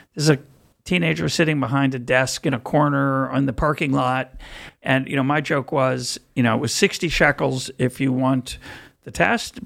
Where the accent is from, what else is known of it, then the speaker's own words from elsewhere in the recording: United States; now in Israel; as an American